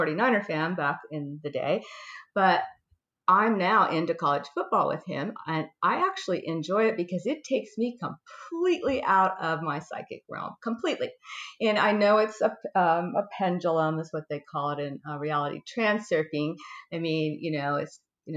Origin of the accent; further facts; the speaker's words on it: California, United States; I'm from California girl, and raised by hippies